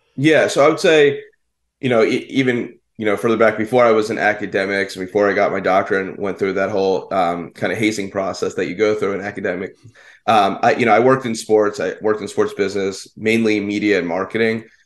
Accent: Philadelphia, Pennsylvania, United States; I grew up in the Philadelphia area

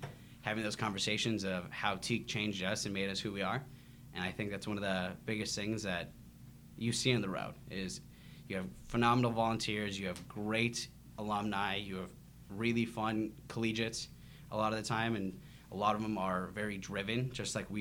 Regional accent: Grand Forks, North Dakota, United States; moved away as an adult; also born or lived in Fargo, North Dakota / Memphis, Tennessee; I was raised in Grand Forks, North Dakota.

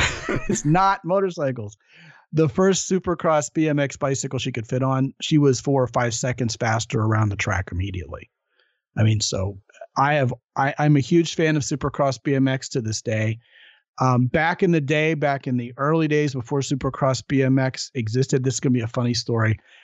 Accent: Baltimore, Maryland, United States; moved away; I'm originally from Baltimore

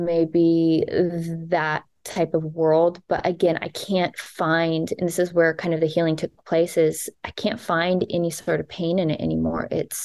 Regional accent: Texas, United States; grew up in Texas where religion was a huge thing

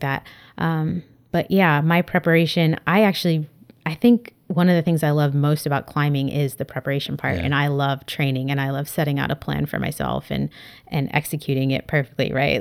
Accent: San Diego, California, United States; now in Berkeley, United States; I grew up in San Diego, California. So I was a beach kid

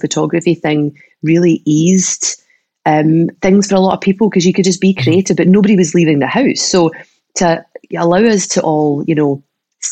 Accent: Troon, Scotland, United Kingdom; moved away; also born or lived in Australia; when I moved back to Troon from Australia

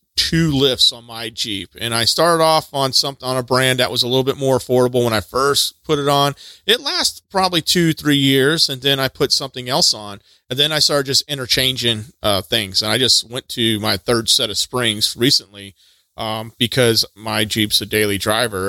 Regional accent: Texas, United States; moved away; I'm from Texas originally

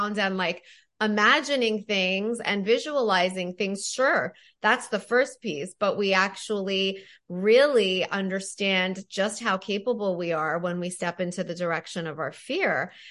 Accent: Toronto, Ontario, Canada; now in New York, United States; I grew up in Toronto. I live in New York now.

